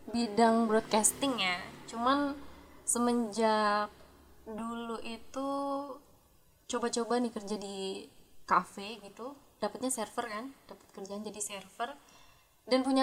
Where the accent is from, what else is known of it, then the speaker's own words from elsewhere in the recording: Jakarta, Indonesia; also born or lived in Surabaya; Dari Jakarta.